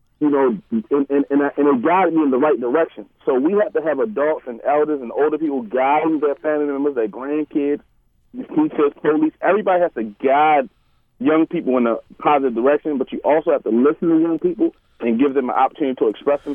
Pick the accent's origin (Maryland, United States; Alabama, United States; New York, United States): Maryland, United States; Baltimore; I'm from Park Heights, West Baltimore